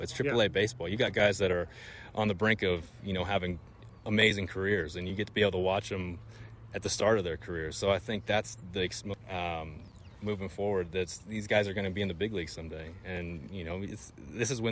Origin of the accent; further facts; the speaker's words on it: Albuquerque, New Mexico, United States; I'm from Albuquerque, I'm from New Mexico